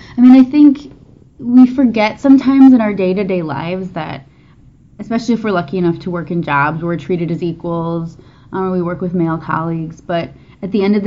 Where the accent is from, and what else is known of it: Illinois, United States